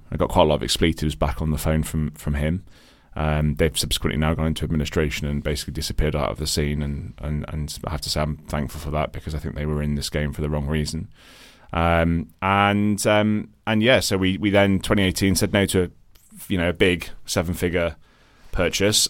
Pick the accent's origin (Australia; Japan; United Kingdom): United Kingdom; Midlands; accent: British sounding; moved away as an adult; also born or lived in Ireland; now in London, United Kingdom; I'm Irish originally, um, country to my accent. I moved here when I was quite young. Um, and, uh, to a sort of a scrappy part of, uh, the Midlands, uh, here in, here in the U K